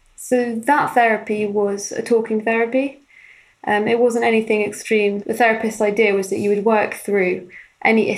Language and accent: English; London, United Kingdom; born or raised there